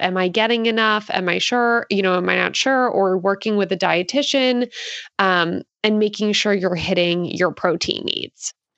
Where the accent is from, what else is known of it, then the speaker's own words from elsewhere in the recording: Philadelphia, Pennsylvania, United States; now in Santa Cruz, United States; I currently live in Santa Cruz, California, but, um, I am from Philadelphia